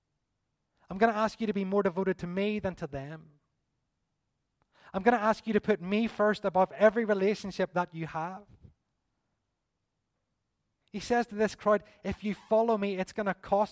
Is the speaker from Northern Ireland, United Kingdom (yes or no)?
yes; Belfast, Northern Ireland, United Kingdom; We're from East Belfast